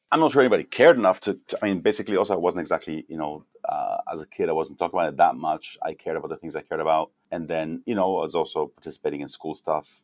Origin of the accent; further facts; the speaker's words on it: Mexico; moved away; also born or lived in Israel; I was born in Israel, then I grew up in Mexico as a kid